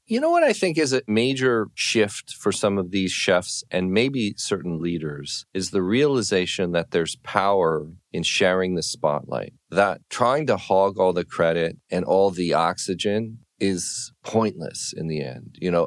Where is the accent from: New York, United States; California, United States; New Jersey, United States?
California, United States; I'm from California